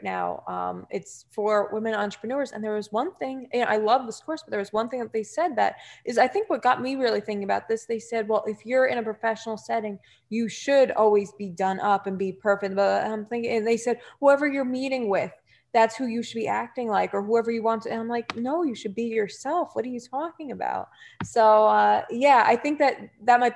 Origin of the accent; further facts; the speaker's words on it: New Jersey, United States; accent: Jersey; my Jersey accent, I get more comments from people on my Jersey accent